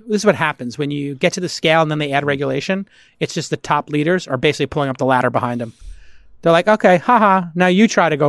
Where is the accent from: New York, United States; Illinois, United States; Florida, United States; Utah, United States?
New York, United States; Brooklyn; Bay Ridge, Brooklyn. Wow. Yeah, that's where I grew up.